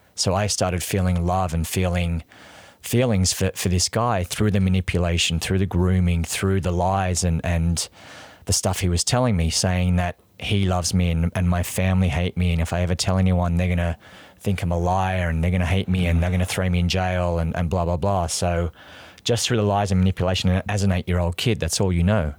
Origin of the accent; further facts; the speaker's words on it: near Canberra, New South Wales, Australia; accent: Australian; moved away as an adult; also born or lived in Sydney; now in New York, United States; So I grew up there. I lived in, in, in Canberra.